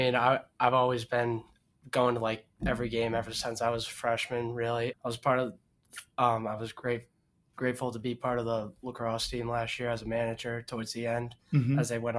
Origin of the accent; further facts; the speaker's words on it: Milton, Massachusetts, United States; from Milton.